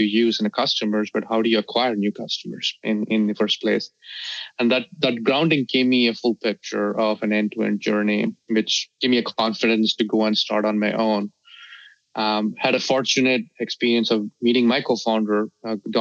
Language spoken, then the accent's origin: English; Delhi, India; also born or lived in South India; I was born in the south of India and I grew up in Delhi.